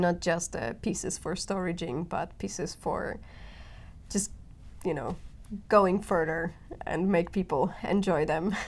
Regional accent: Poland; moved away as an adult; now in Helsinki, Finland; I've been growing up in Poland, and the city that I come from

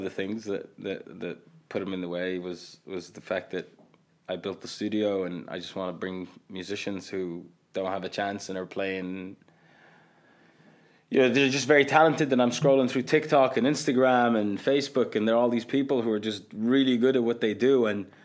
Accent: Qatar; English is a second language; Like I grew up telling people I come from Qatar, they had no idea what it was.

